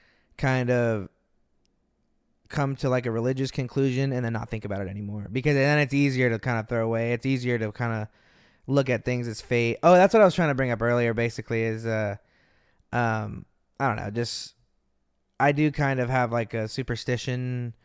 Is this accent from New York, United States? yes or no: no; Austin, Texas, United States; I was born in Austin. I was born just the city over. Yeah, I grew up in Austin.